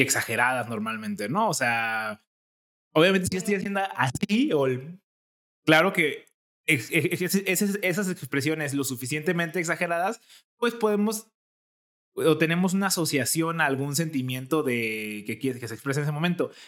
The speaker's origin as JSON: {"language": "Spanish", "region": "Jalisco", "country": "Mexico", "accent": "jalisquillo", "said": "mi acento jalisquillo"}